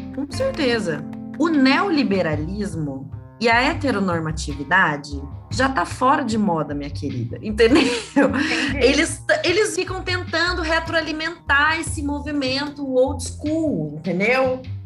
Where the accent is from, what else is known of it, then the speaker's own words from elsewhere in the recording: Curitiba, Paraná, Brazil; now in Ribeirão Preto, Brazil; Sou de Curitiba, mas estou em Ribeirão Preto